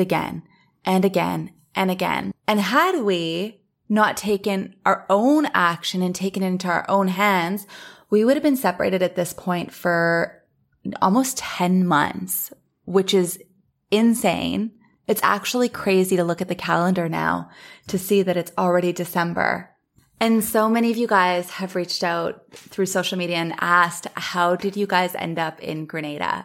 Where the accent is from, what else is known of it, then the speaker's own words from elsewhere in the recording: Thunder Bay, Ontario, Canada; now in Los Angeles, United States; I left Los Angeles, went back to my hometown, Thunder Bay